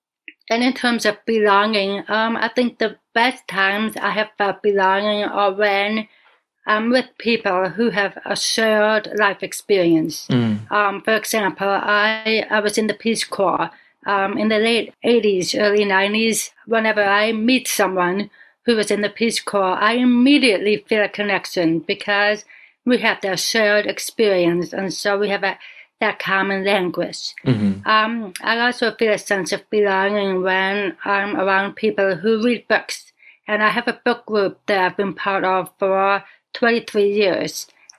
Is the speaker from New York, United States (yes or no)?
yes; Buffalo, New York, United States; born there; And I tell them I was born in Buffalo, New York. No. Where are you really from? I am American. I was born in New York State.